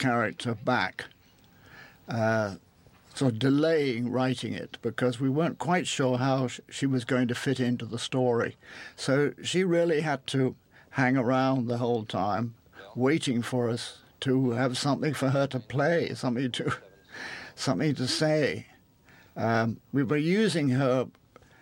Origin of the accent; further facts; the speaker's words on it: England, United Kingdom; moved away as an adult; being an Englishman, actually a Scotsman, in America, and having been brought up in England